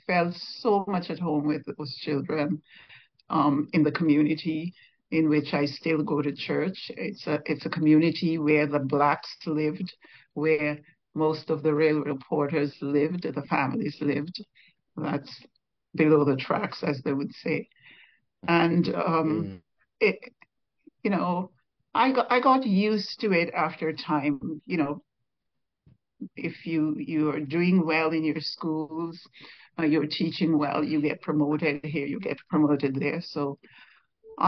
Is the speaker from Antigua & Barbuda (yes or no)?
yes; Old Road, Saint Mary, Antigua & Barbuda; moved away as an adult; now in Montreal, Canada; I grew up in Old Road, actually, went to the Antigua Girls High School